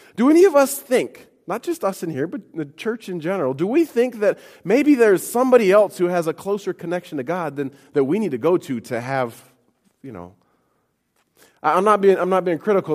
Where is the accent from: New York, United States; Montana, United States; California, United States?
Montana, United States; moved away; I grew up in Montana